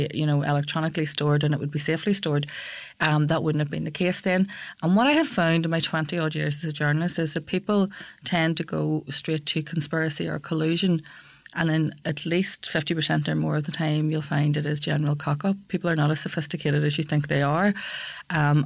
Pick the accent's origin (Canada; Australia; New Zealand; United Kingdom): United Kingdom; Belfast, Northern Ireland; I'm a girl from West Belfast and I have seven brothers and sisters. At one stage, 10 of us lived in that house